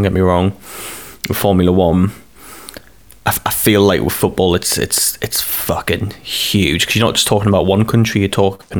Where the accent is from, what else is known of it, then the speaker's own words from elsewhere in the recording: Sunderland, North East England, United Kingdom; we're from Sunderland